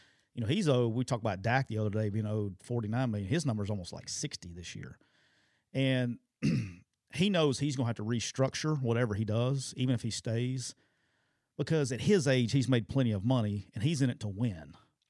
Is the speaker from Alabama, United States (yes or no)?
yes; Alabama, United States; I'm from Alabama.